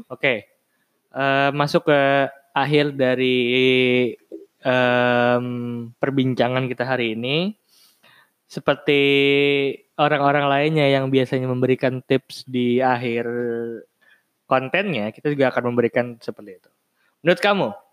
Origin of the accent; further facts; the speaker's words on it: western Java, West Java, Indonesia; moved away as an adult; rumahku kan di Jawa bagian barat